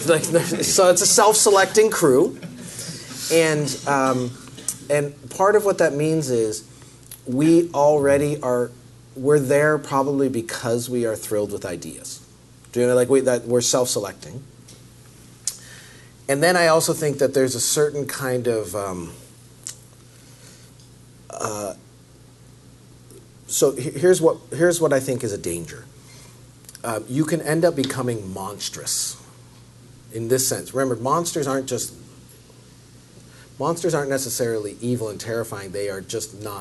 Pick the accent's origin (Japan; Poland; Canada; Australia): Canada; now in United States; I'm Canadian